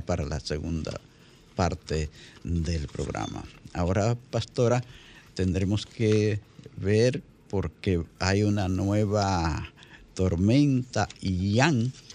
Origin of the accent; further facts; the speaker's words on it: La Vega, Dominican Republic; allá en mi provincia, La Vega